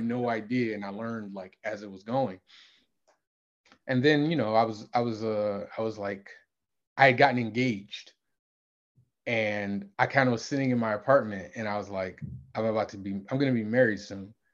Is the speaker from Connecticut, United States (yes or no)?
yes; Connecticut, United States; I was in Connecticut. Nothing against my hometown